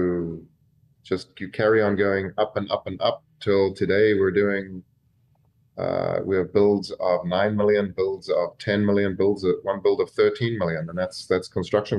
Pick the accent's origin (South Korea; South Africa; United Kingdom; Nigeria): South Africa; Cape Town, Western Cape; moved away as an adult; also born or lived in Fort Lauderdale, Florida; now in United States; I'm from Cape Town, South Africa.